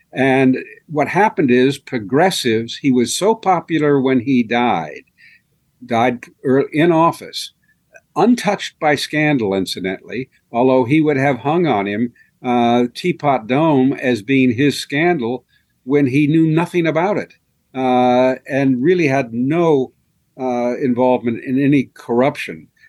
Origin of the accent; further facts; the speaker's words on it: Marion, Ohio, United States; I grew up in Harding's hometown